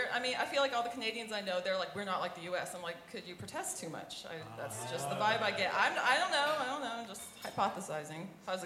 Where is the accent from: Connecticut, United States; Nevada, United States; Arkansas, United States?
Arkansas, United States; moved away as an adult; also born or lived in Texas; I'm originally from Arkansas. I went to college in Texas. I don't know what that means, what that makes me. I am a Southern Baptist preacher's kid